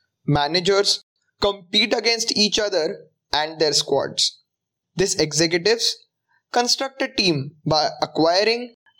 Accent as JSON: {"language": "English", "region": "Maharashtra", "country": "India", "said": "I come from Maharashtra"}